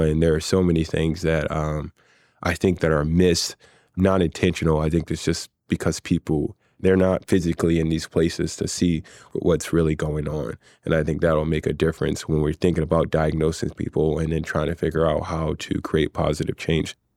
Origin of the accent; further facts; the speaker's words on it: Philadelphia, Pennsylvania, United States; there were many great things about growing up in West Philadelphia